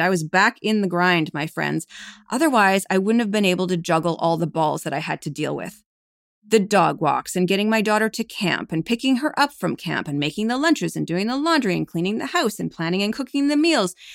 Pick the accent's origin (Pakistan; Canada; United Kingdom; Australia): Canada; Calgary, Alberta; moved away as an adult; now in New York, United States; my husband and I are both originally from Canada. I was born in Calgary, Alberta